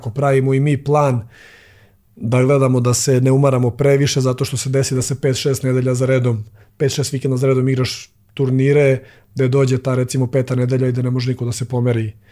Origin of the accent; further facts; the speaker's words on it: Serbia; kod nas u Srbiji